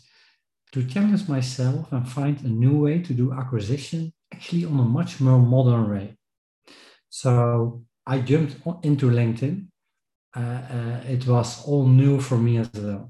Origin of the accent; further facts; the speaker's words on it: Netherlands; I'm from the Netherlands